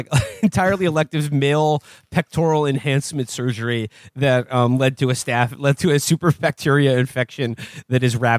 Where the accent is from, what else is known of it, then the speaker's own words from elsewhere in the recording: New York, United States; I'm a New Yorker.